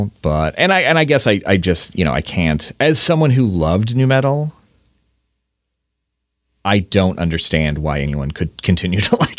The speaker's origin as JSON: {"language": "English", "region": "Indiana", "country": "United States", "tie": "born or raised there", "moved": "yes", "lives_now": "Seattle, United States", "said": "I grew up in Indiana"}